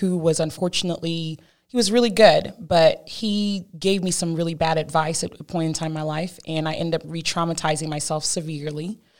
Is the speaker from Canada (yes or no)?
no; Cameroon; Well, I'm originally from Cameroon, West Africa. I was born there to a lovely family, huge family.